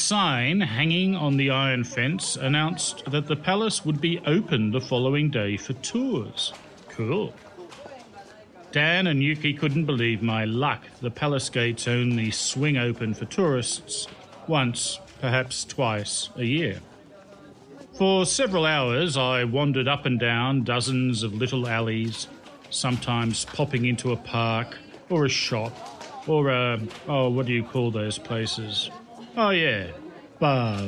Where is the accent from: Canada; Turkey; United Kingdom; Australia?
Australia; also born or lived in Ganyu, China; now in China; I was from Australia